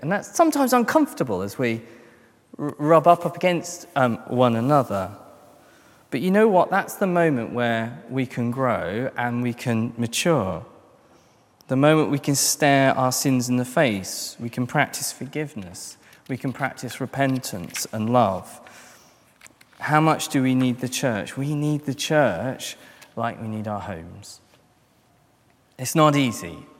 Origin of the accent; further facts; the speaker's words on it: London, United Kingdom; I'm a Christian first and I'm a Londoner second